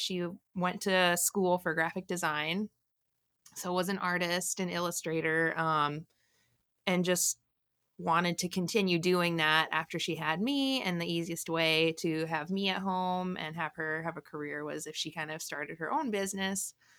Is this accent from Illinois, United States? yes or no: yes; Morris, Illinois, United States; I grew up in the really far south suburbs of Chicago, kind of near, um, the Joliet, Illinois area.